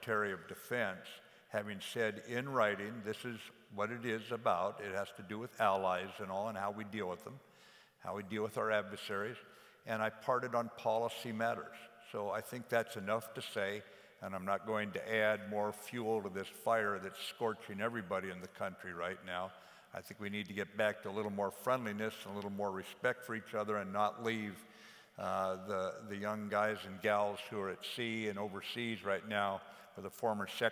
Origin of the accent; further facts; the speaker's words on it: the West, United States; I'm from the West. I was brought up out West.